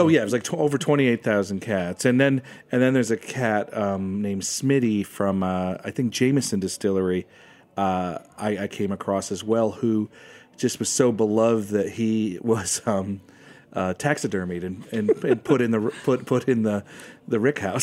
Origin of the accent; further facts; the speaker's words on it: United States; I'm American